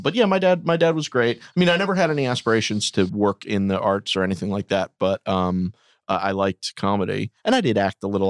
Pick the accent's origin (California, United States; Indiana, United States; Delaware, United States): Delaware, United States; Wilmington; moved away as an adult; also born or lived in New York; I'm from Wilmington, Delaware